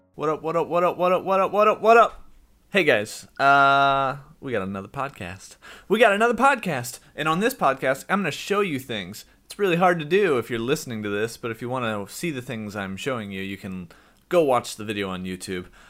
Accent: United States; I'm from the United States

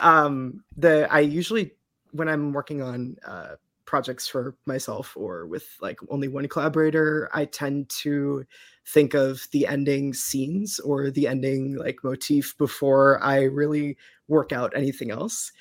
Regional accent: Eastern Massachusetts, United States; I am from Eastern Mass and have lived there my pretty much my whole life

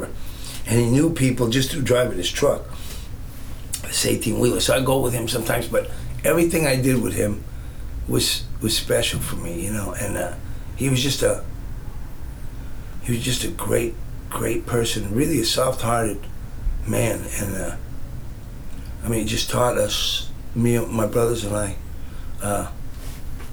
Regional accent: California, United States; I'm from California

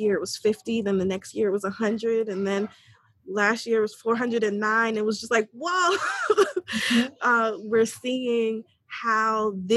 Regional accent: New York, United States; I am originally from New York. I'm the child of immigrants. Far Rockaway, New York, so inner city urban area.

